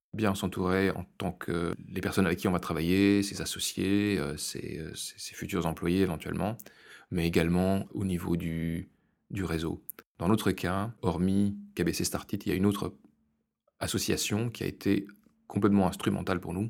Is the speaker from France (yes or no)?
yes; France; now in Brussels, Belgium; je suis français